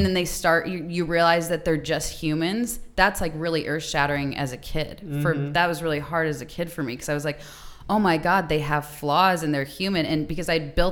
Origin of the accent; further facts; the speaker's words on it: Phoenix, Arizona, United States; Born and raised in Arizona